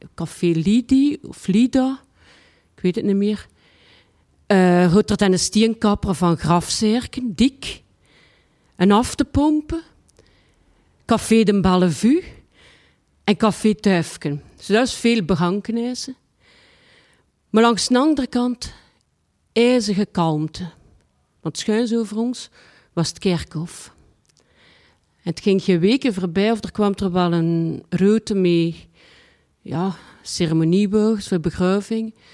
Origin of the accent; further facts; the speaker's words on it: Ghent, Flanders, Belgium; also born or lived in Lier; Ik ben geboren in de Briel, in Gent. En mijn moeder en mijn vader die woonden op een Endelhemse Steenweg